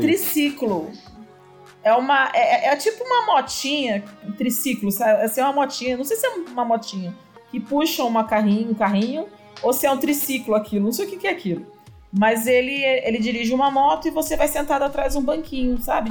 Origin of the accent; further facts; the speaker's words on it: São Paulo, Brazil; moved away as an adult; now in Iporá, Brazil; Eu sou de São Paulo